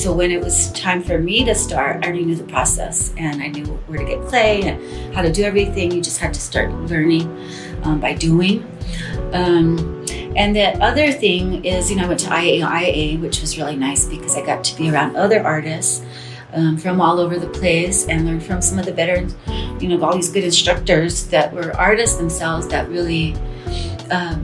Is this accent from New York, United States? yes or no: no; Santa Clara Pueblo, New Mexico, United States; I'm from Santa Clara Pueblo